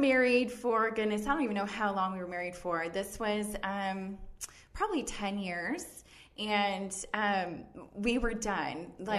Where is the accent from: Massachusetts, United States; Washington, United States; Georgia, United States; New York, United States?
Washington, United States; Lynden; I'm from Linden, Washington, which is not Florida.